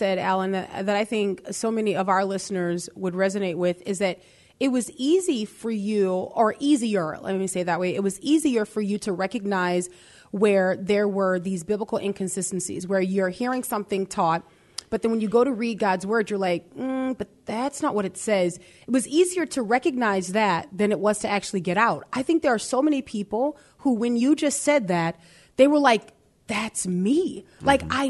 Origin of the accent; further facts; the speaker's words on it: New Orleans, Louisiana, United States; Do you know we're from New Orleans?